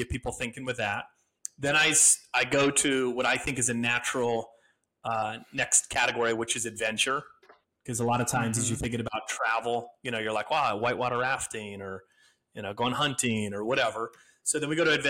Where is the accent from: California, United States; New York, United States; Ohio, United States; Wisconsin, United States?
Wisconsin, United States; moved away; I'm from Wisconsin originally